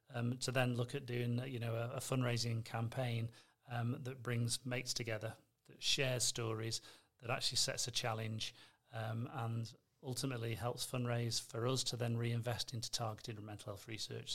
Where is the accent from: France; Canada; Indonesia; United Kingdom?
United Kingdom; North West England; accent: between Manchester and Liverpool; moved away as an adult; now in Adelaide, Australia; come from the northwest of England, so I'm guessing my accent's the variety for today's show. Um, not quite a Manchester accent, not quite a Liverpool accent. It sort of blends in between.